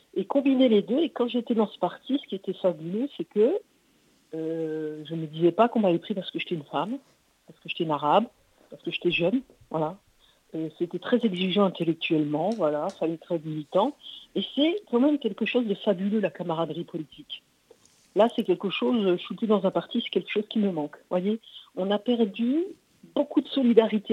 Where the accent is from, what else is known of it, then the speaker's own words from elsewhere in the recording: Montbéliard, Bourgogne-Franche-Comté, France; now in Toulouse, France; je suis de Montbéliard